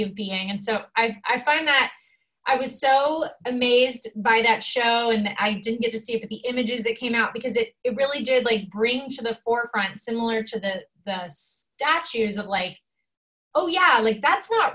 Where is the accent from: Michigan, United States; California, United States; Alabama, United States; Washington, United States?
Alabama, United States; Birmingham; as a kid, growing up in Birmingham, Alabama, civil rights epicenter